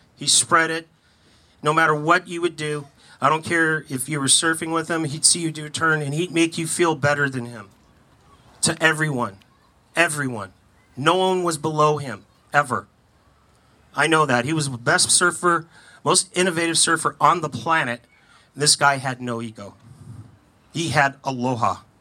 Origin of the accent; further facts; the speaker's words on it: California, United States; I was from California